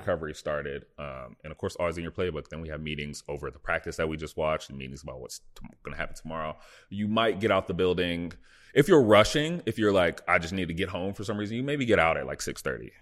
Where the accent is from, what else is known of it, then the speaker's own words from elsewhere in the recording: Dallas, Texas, United States; moved away as an adult; also born or lived in Buffalo, New York / Indiana; now in Los Angeles, United States; growing up in the Dallas, Texas